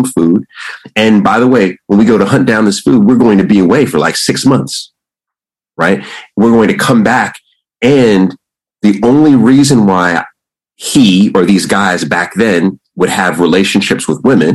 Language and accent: English; Jamaica; also born or lived in Washington, D.C. / Istanbul; I'm Jamaican